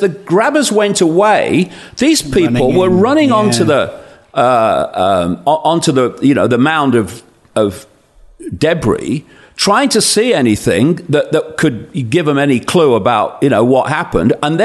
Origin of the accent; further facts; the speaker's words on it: Leicester, East Midlands, United Kingdom; I'm a bloke from Leicester